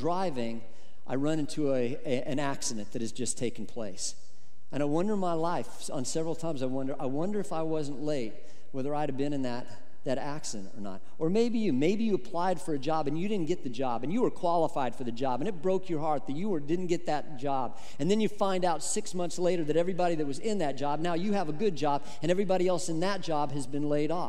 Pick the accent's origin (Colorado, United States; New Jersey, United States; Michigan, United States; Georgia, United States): Colorado, United States; moved away as an adult; back to Colorado to be a pastor in my home state in Colorado